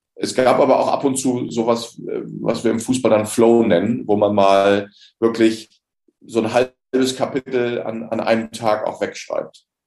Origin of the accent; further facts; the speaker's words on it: Osterode am Harz, Lower Saxony, Germany; moved away as an adult; also born or lived in Bremen; ich bin als 18-Jähriger aus meiner Heimatstadt Ostrona am Harz nach Bremen